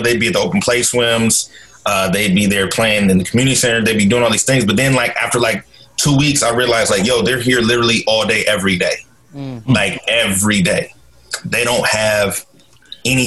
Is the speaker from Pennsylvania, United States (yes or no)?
no; Portland, Oregon, United States; So I'm originally from Portland, Oregon. Born and raised, grew up in Northeast Portland